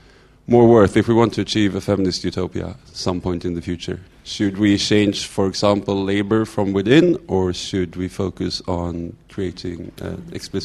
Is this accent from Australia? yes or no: no; Sweden; now in United Kingdom; I'm from Sweden